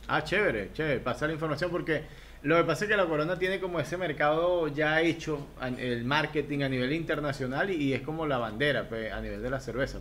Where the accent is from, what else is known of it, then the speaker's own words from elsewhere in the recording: Venezuela; moved away as an adult; now in Ecuador; yo soy venezolano, pero actualmente vivo en Ecuador